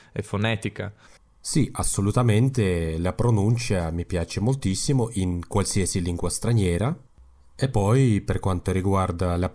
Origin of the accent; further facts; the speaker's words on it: Kazakhstan; Italian is a second language; Sì, ma eh, per me è molto più facile usare il russo perché quando eh, sono andato a scuola, tutto diciamo, l'insegnamento era in russo, ma parlavo il kazako in casa